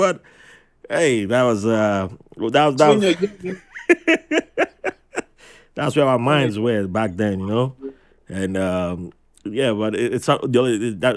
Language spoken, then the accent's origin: English; Nigeria; also born or lived in New York; now in United States; first time as a kid back in Nigeria, you know, where I was born